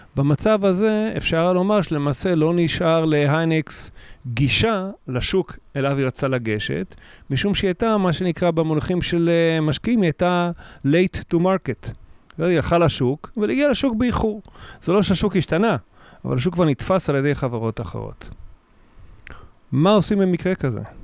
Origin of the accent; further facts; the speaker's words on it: Kiryat Gat, Southern District, Israel; also born or lived in a kibbutz; now in Kiryat Tivon, Israel; אחרי זה גדלתי בקריית גת, כשהוריי עזבו את הקיבוץ.